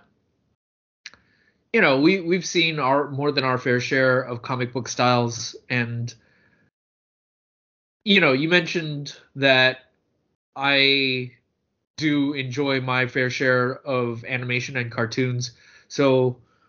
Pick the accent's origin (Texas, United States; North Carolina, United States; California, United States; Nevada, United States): California, United States; San Francisco; I grew up in San Francisco